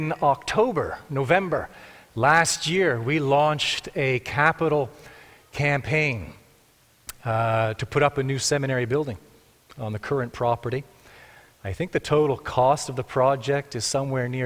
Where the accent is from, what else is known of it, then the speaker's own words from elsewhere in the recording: Markham, Ontario, Canada; moved away as an adult; also born or lived in Texas; now in Cambridge, Canada; I grew up in Markham